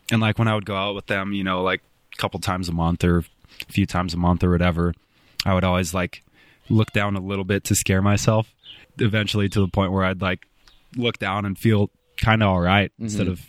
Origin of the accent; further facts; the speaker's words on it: Los Angeles, California, United States; born there; also born or lived in Spokane; I was born in South L.A. Yeah.